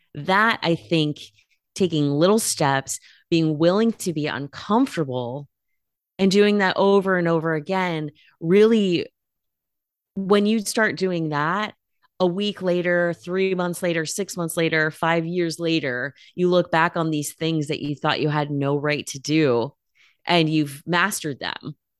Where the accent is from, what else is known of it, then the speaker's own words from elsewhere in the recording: California, United States; moved away as an adult; also born or lived in Bay Area / Los Angeles; now in Portland, United States; I was born in California. I'm a West Coast girl